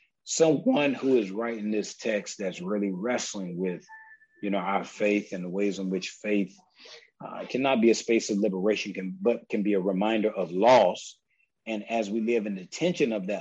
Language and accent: English; South Carolina, United States; I'm from South Carolina